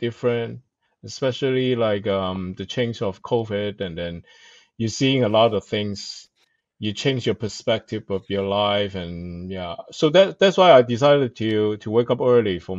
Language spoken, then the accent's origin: English; Hong Kong; moved away; I come from Hong Kong and then I start on newspaper